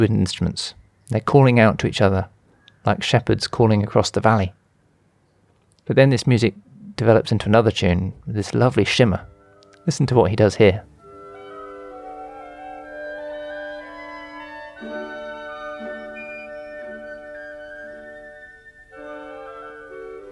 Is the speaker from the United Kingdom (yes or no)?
yes; England, United Kingdom; now in India; I'm English, and at the moment we're living in India